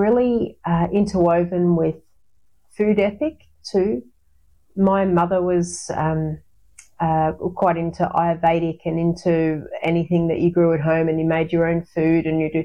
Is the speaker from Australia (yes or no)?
yes; Bermagui, New South Wales, Australia; I grew up in Bermagui